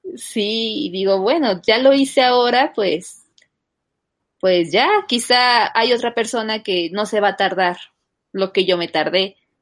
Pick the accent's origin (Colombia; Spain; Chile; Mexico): Mexico; Texcoco, State of Mexico; yo soy del Estado de México, de Texcoco